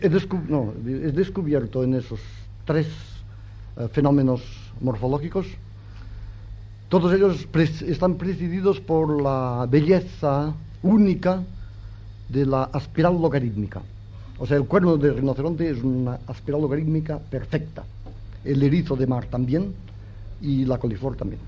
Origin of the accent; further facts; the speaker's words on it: Catalonia, Spain; yo soy catalán